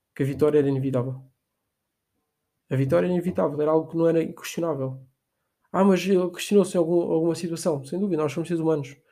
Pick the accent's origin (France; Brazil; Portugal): Portugal; nós fizemos muito aqui em Portugal